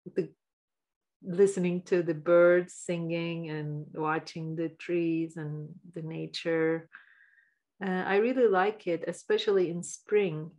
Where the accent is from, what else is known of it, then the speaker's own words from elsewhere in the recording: Istanbul, Turkey; moved away as an adult; now in Canada; I'm from Istanbul, Turkey. I was born there and I lived there until I was uh, mid 30s